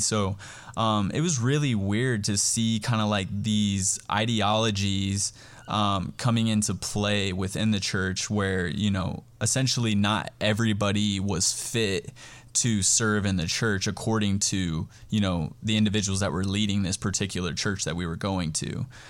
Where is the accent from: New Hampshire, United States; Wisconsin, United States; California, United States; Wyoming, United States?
Wyoming, United States; Cheyenne; also born or lived in Wheatland, Wyoming; now in Harrisburg, United States; I'm originally from Cheyenne, Wyoming. Um, I was born and raised there